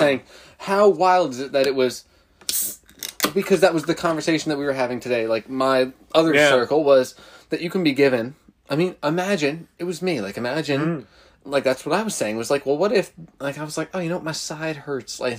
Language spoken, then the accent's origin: English; New Jersey, United States; a town like one town over from me where I grew up in Jersey